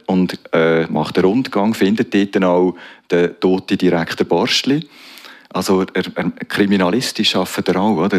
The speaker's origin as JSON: {"language": "German", "area": "Zofingen District", "region": "Aargau", "country": "Switzerland", "tie": "born or raised there", "also_born_or_lived": "Strengelbach / Aarau", "said": "wir sind im Bezirk Zofingen aufgewachsen"}